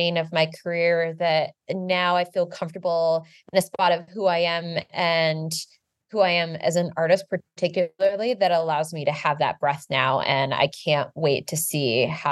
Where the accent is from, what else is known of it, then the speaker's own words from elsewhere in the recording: United States; the way that we grew up in the United States